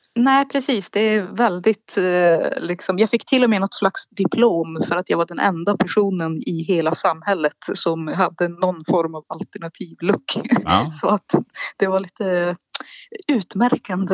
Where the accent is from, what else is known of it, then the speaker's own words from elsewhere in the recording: Malå, Västerbotten County, Sweden; Jag är född i en liten norrländsk håla i Västerbotten som kallas Malå